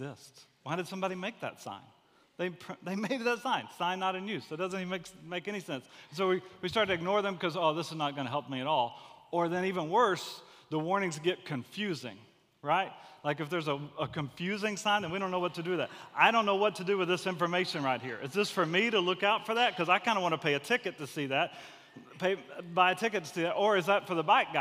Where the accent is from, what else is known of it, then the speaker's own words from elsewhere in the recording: Gulf Coast, United States; I grew up on the Gulf Coast.